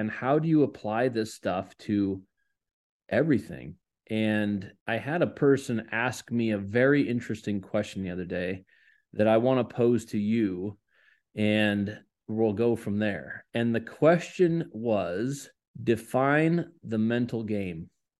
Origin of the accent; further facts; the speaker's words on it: Washington, United States; I've born and raised in Washington State in the U.S.